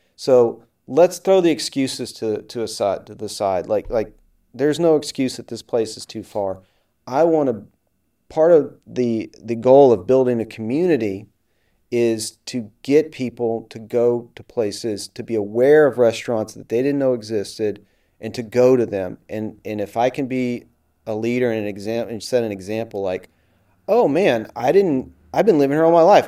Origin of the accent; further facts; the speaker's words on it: Houston, Texas, United States; moved away; I'm from Houston